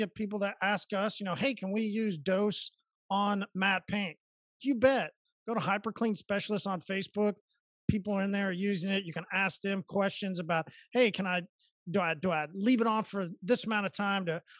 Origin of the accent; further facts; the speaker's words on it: Oklahoma, United States; I'm from Oklahoma. See, we hear that they do.